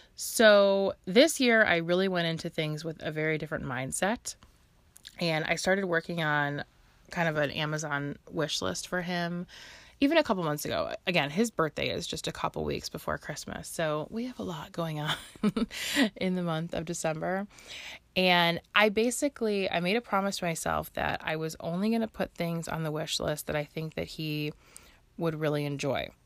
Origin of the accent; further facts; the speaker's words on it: Chicago, Illinois, United States; I'm local to the Chicagoland area and I've lived here my whole life.